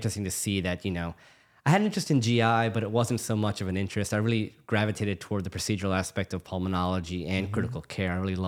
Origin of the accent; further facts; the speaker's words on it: New Orleans, Louisiana, United States; but I'm born and raised in New Orleans. So I'm pretty much full on New Orleanian, I think. I was born and raised here. I was actually born at Tulane